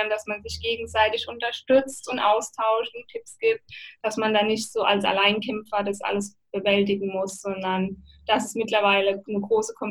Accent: Mannheim, Baden-Württemberg, Germany; in meiner Heimatstadt Mannheim gibt es einen wunderschönen Park, der nennt sich Luisenpark.

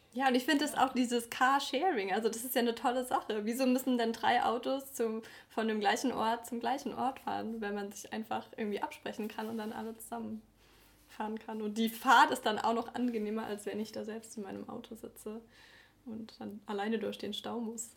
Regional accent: Eifel, Germany; now in Stuttgart, Germany; ich ähm, bin ja ursprünglich aus der Eifel

